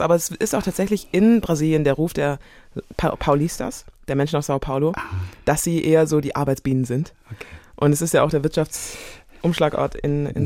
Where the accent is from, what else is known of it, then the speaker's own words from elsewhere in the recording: Biberach an der Riss, Baden-Württemberg, Germany; also born or lived in Karlsruhe; Ich bin Deutsche, ich bin hier groß geworden, ich bin hier mhm. geboren.